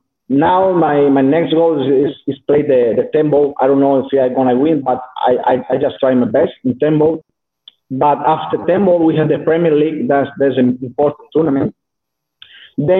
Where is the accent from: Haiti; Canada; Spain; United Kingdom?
Spain; southern Spain; English is a second language; moved away as an adult; now in North Spain, Spain; I'm from South Spain. So I moved to North Spain because I have a new sponsor, new manager